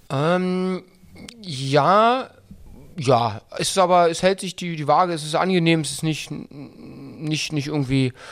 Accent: Berlin, Germany; accent: Berlin; mein ursprünglicher Dialekt ist ja äh, eher aus dem Berlin-Brandenburgischen. Also ich bin eigentlich, ich habe eigentlich einen komplett Berliner Dialekt.

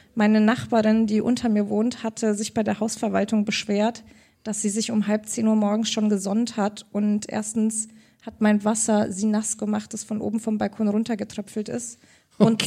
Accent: Augsburg, Bavaria, Germany; Ich bin ja aus Augsburg, Bayern

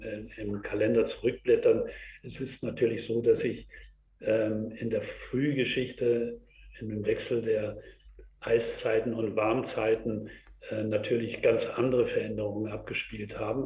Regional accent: Germany; bei uns hier in Deutschland und in Europa

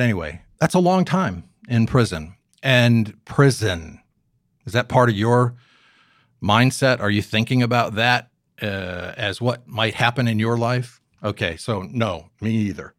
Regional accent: Newport, Rhode Island, United States; I grew up here in Newport

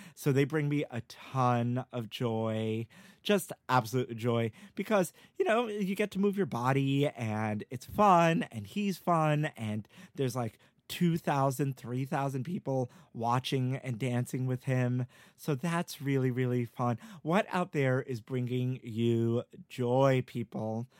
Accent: New York, United States; I grew up in New York all my life

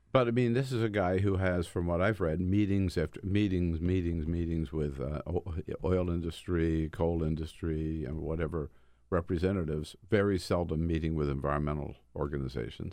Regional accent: California, United States; I'm from California

